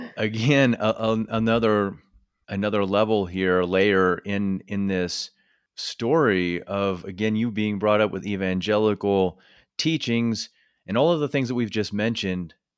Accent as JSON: {"language": "English", "region": "northern Missouri", "country": "United States", "tie": "born or raised there", "also_born_or_lived": "Iowa", "moved": "yes", "said": "I grew up in small rural town in northern Missouri"}